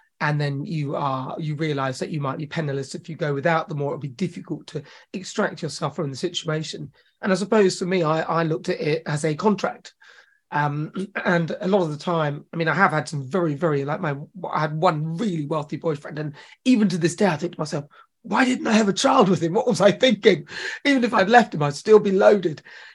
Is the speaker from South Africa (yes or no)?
no; Chelmsford, East of England, United Kingdom; also born or lived in Newcastle / New Jersey; when we moved to Essex, and I grew up in Chelmsford. I went to school in Chelmsford.